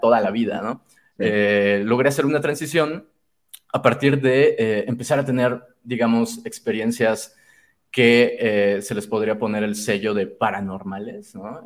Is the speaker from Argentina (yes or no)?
no; Chiapas, Mexico; also born or lived in Mexico City; now in San Cristóbal de las Casas, Mexico; nací en Ciudad de México, pero prácticamente eh, crecí y me formé en, en, Chiapas, que es el estado sur de México